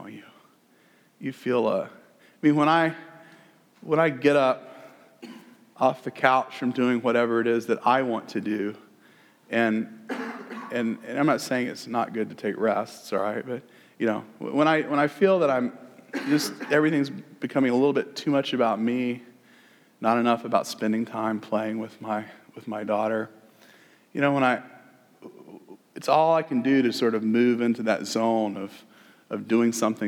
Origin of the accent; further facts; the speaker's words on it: the South, United States; accent: southern; my southern accent